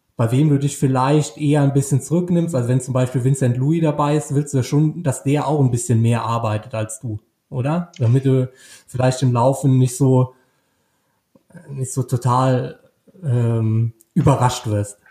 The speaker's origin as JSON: {"language": "German", "region": "Rhineland-Palatinate", "country": "Germany", "said": "ich komme natürlich aus Rheinland-Pfalz"}